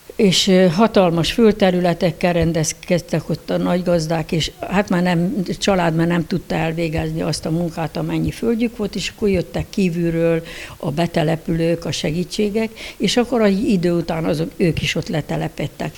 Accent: Decs, Tolna, Hungary; Decsen, igen, Decsen születtem

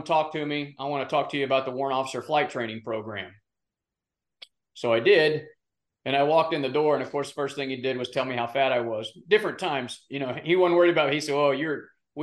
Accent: Arkansas, United States; growing up in Arkansas

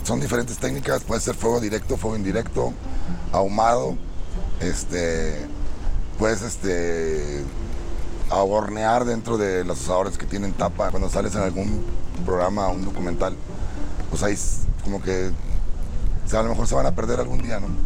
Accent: Monterrey, Nuevo León, Mexico; vengo de Monterrey, Nuevo León, del restaurante Mata de Chile.

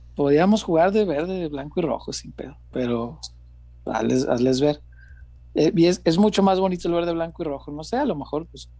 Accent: Mexico; como mexicano

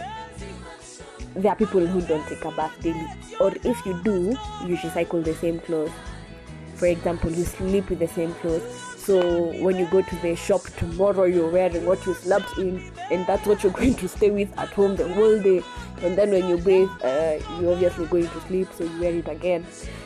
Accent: Kenya; I'm Kenyan

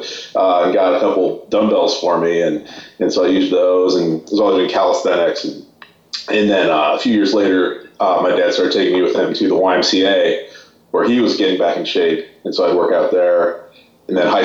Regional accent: San Francisco, California, United States; I'm from San Francisco

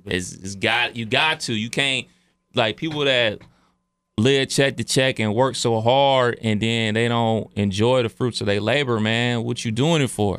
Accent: Cleveland, Ohio, United States; I was from Cleveland.

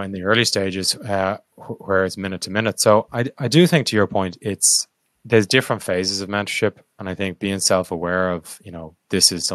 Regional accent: Ireland; I'm Irish

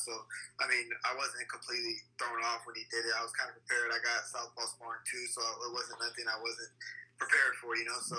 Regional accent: Bakersfield, California, United States; I wear this city proud on my back, and I'm proud to say that I'm from Bakersfield.

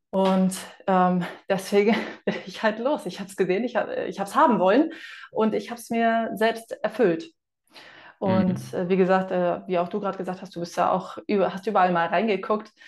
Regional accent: Hamburg, Germany; now in Fuerteventura, Spain; ich bin eine Hamburger Dean

